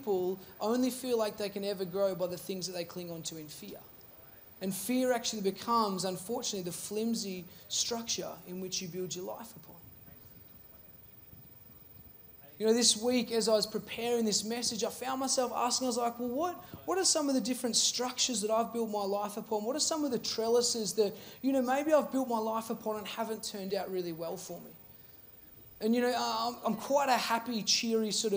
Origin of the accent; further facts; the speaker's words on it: Seymour, Victoria, Australia; I grew up in Seymour